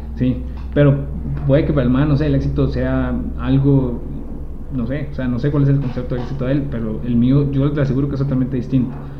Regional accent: Costa Rica; nosotros que nacimos en Costa Rica

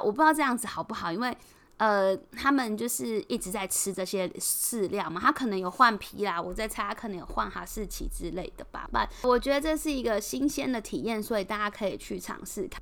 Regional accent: Taiwan; accent: Taiwanese; moved away as an adult; now in Singapore; 老板有帮我们认出来说我们是不是台湾人。我说对，你怎么会知道？就是我们口音，我的口音真的实在太重了

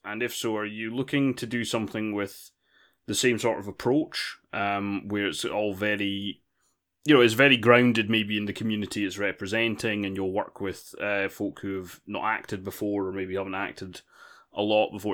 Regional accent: United Kingdom; I'm British

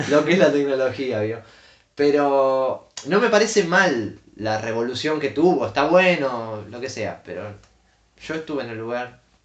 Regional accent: Argentina

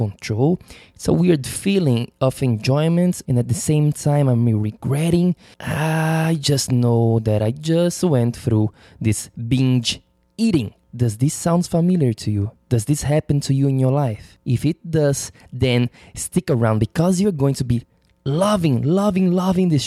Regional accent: Florianópolis, Santa Catarina, Brazil; moved away; my hometown in Florianópolis, in the south of Brazil

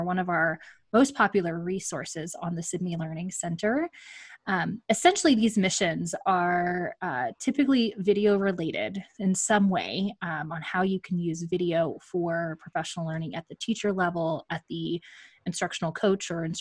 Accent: Magnolia, Texas, United States; my hometown, Magnolia, Texas

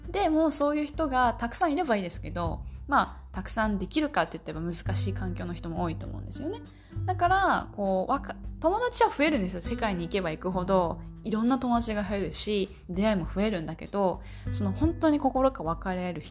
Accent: Japan; moved away as an adult; now in United States; 私は日本人日本の常識をもう二十何年ってやってきて海外にアメリカに住んでる

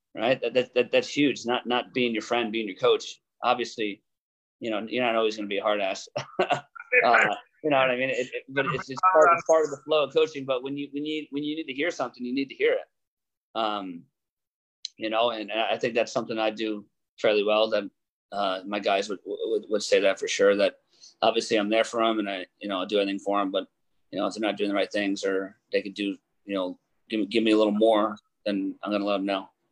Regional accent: 30 minutes from Blair, New Jersey, United States; moved away as an adult; now in Ithaca, United States; my hometown is only 30 minutes from Blair

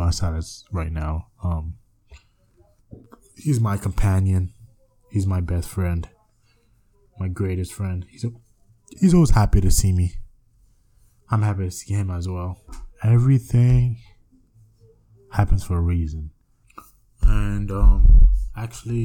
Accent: New York, United States; I'm from the United States, New York

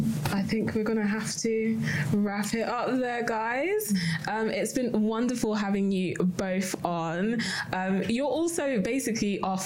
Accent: London, United Kingdom; I grew up in London

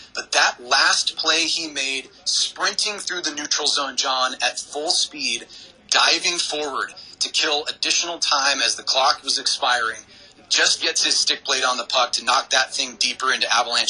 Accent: Seattle, Washington, United States; with the Seattle Kraken, I love them because they're my hometown team.

